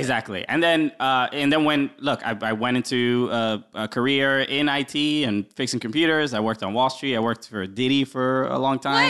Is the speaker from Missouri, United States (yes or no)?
no; New York City, New York, United States; I grew up in Brooklyn. Uh, my parents are originally from the Dominican Republic, uh, but I was, uh, I'm from here. I was the only one born here.